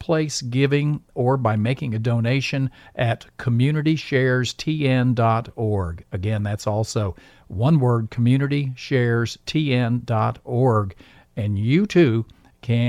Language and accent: English; United States; I'm an American